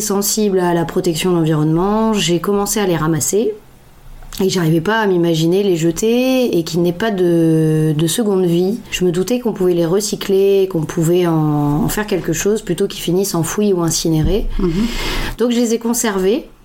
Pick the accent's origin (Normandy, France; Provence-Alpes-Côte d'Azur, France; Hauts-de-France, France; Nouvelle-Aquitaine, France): Hauts-de-France, France; Lille; moved away; Je suis originaire de Lille, quitté la région depuis quelques temps et je suis revenue dernièrement à Lille